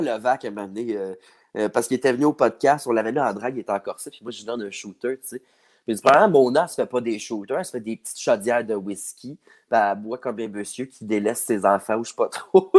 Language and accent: French; Saint-Jean-sur-Richelieu, Quebec, Canada; moved away as an adult; Je viens de Saint-Jean-sur-Richelieu